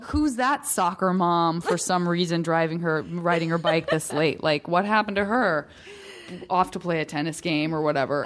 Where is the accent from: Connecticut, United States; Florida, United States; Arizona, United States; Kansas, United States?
Arizona, United States; Tucson; from Tucson, Arizona, and it's, again, it's not like a hugely metropolitan city